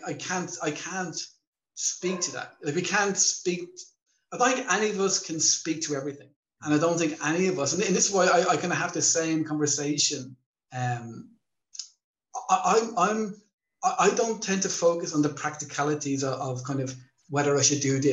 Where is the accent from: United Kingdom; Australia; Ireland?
Ireland; moved away as an adult; now in Thailand; growing up in Ireland as well